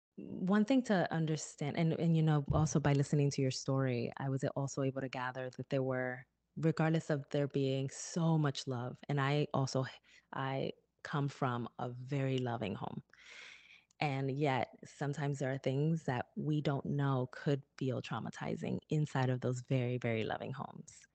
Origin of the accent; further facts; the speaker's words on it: Newark, New Jersey, United States; my hometown of Newark, New Jersey